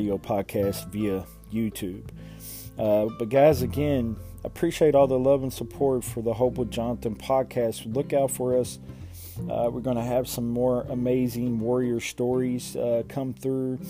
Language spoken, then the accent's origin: English; Louisville, Kentucky, United States; from Louisville, Kentucky, my hometown